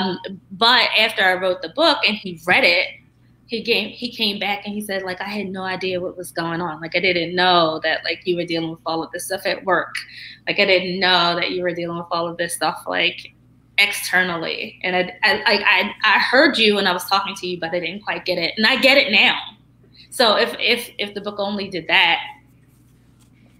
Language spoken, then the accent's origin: English; Baltimore, Maryland, United States; moved away as an adult; also born or lived in Stanford; I come from Baltimore beginnings, like the, you know, blue light neighborhoods